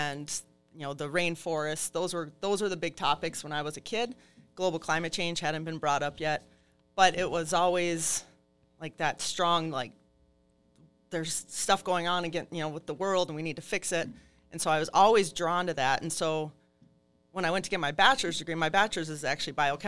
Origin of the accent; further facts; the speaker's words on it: Barnum, Minnesota, United States; also born or lived in Duluth, Minnesota; I'm originally from Carlton County, not that far from here. So I started actually in Duluth. We moved when I was right before second grade. We moved down to Barnum